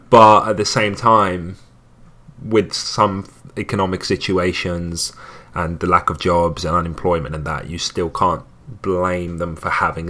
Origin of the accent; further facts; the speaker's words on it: England, United Kingdom; also born or lived in Tunisia; So when I was going through, you know, growing up in England and then teenager